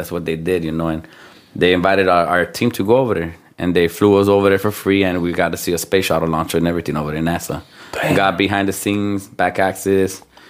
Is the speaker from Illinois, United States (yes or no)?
yes; Chicago, Illinois, United States; also born or lived in Houston, Texas; well, I was born in Houston, Texas. If you guys didn't know that. Then we moved to Chicago, Humboldt Park. Been there most of my life. Been there for more than 33 years now.